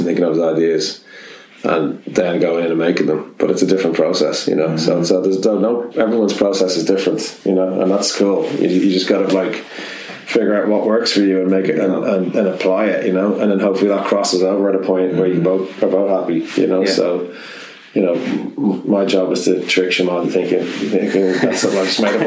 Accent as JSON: {"language": "English", "country": "Ireland", "said": "I'm Irish"}